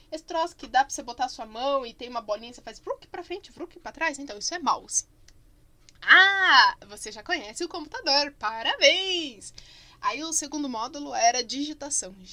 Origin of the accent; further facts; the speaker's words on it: Barbacena, Minas Gerais, Brazil; Porque quando eu era criança pequena lá em Barbacena tinha, né?